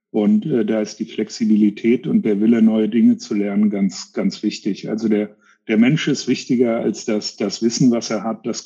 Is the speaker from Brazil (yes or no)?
no; United States; englischsprachig sind wir Amerikaner, kulturell können wir auch ganz gut mit umgehen